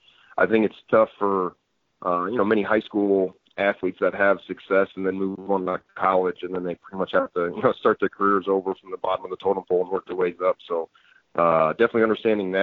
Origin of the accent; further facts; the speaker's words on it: Rock Island, Illinois, United States; also born or lived in Davenport, Iowa; I grew up in Rock Island, Illinois, right there in the Quad Cities